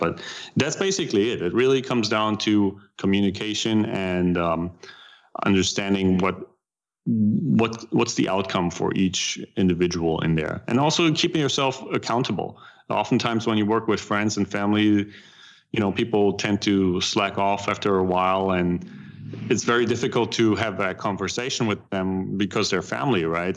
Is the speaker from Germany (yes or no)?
yes; Germany; accent: German; English is a second language; moved away as an adult; now in United States; I still try to keep a little bit of my German accent.